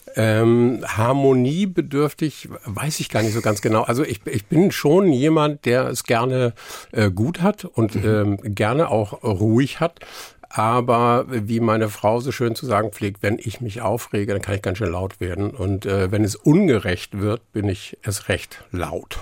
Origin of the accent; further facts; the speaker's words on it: Ramelsloh, Lower Saxony, Germany; first language Low German; German is a second language; moved away as an adult; also born or lived in Stelle / Hamburg; now in near Bremen, Germany; ich bin zwar in Niedersachsen geboren, aufgewachsen, aber ab dem Gymnasium, mhm. was ich in Harburg gemacht habe, äh, die Schule, äh, danach war ich eigentlich, oder empfinde ich mich, empfand ich mich eigentlich immer als Hamburger